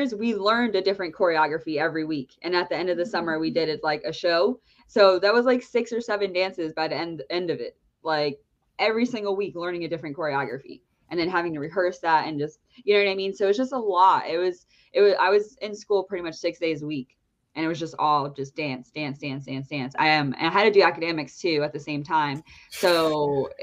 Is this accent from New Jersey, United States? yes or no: yes; New Jersey, United States; I'm from New Jersey.